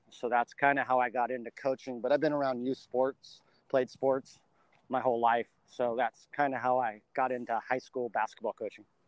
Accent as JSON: {"language": "English", "town": "La Verne", "region": "California", "country": "United States", "tie": "born or raised there", "said": "I grew up in Southern California in the Laverne, Laverne area"}